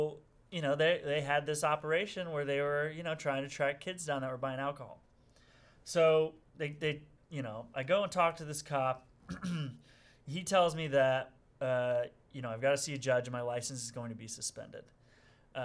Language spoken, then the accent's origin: English; Springfield, Illinois, United States; I'm from Springfield, Illinois, which is about 3 hours south of Chicago